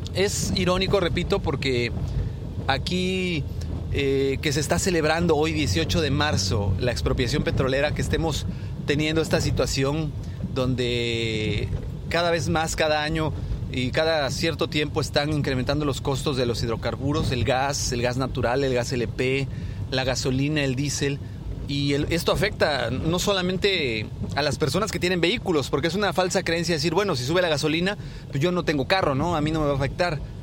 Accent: Mexico; Nosotros como, como mexicanos, como parte de esta sociedad

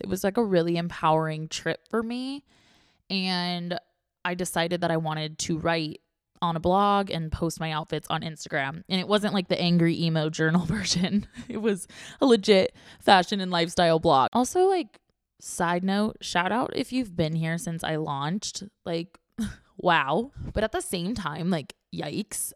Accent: Orange County, California, United States; now in San Diego, United States; I grew up in Orange County.

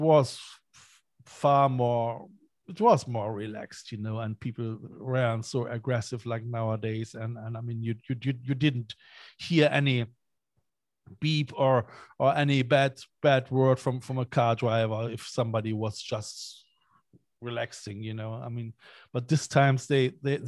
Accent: Cologne, North Rhine-Westphalia, Germany; now in Ireland; I am from Cologne, from Germany.

